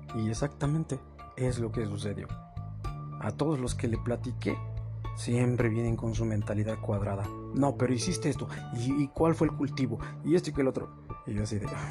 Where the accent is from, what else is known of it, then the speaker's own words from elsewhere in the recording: Mexico; Aquí en mi país, en México